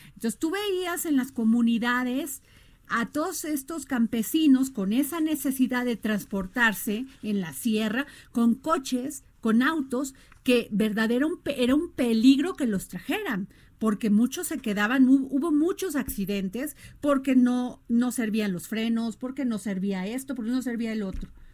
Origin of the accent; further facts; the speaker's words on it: Mexico; los mexicanos